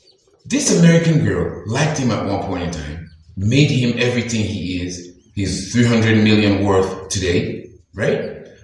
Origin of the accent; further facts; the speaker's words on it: Nigeria; In my Nigerian context, as a Nigerian guy